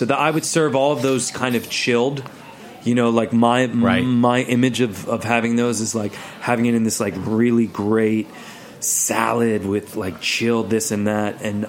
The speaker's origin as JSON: {"language": "English", "town": "Philadelphia", "region": "Pennsylvania", "country": "United States", "tie": "born or raised there", "moved": "yes", "lives_now": "New York, United States", "said": "when I grew up in Philly"}